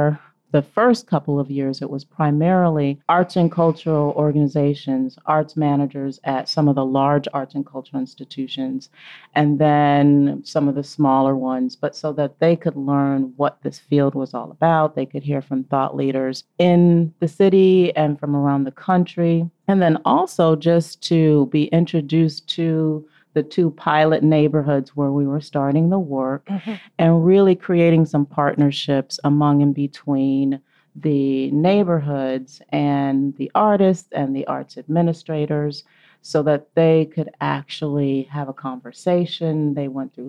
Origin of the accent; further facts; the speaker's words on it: Cleveland, Ohio, United States; moved away as an adult; also born or lived in Massachusetts / Memphis; Originally, I'm from Cleveland, Ohio